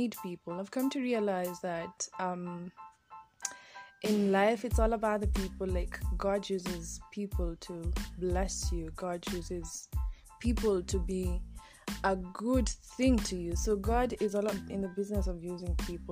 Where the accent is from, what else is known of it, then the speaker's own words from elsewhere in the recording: Kenya; Born and raised in Kenya